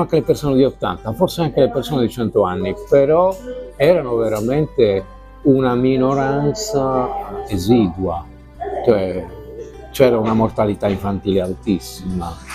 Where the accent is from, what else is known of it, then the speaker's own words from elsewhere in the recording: Sardinia, Italy; noi come sardi